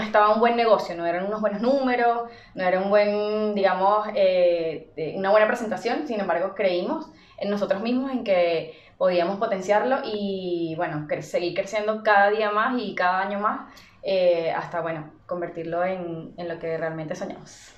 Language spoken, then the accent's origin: Spanish; Venezuela; moved away; siendo venezolanos